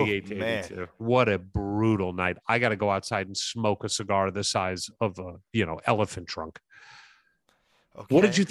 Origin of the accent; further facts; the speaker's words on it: St. Louis, Missouri, United States; my hometown, St. Louis